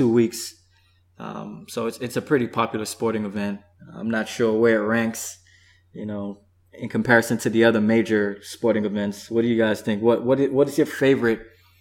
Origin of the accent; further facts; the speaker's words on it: Jamaica; being Jamaican... You know, the island is so small